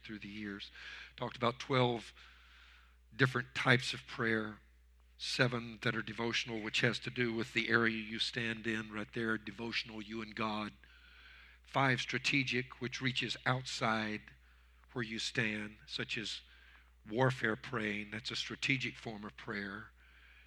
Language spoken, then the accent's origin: English; Louisiana, United States; I was raised in Louisiana